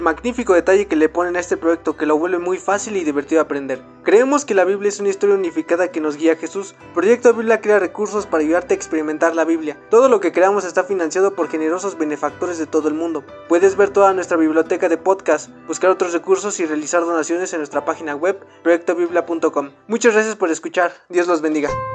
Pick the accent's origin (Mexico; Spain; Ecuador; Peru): Mexico; soy de México